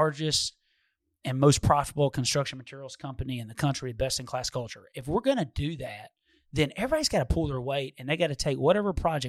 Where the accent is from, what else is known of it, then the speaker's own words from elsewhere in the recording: Detroit, Michigan, United States; But I forgot, I'm from Detroit.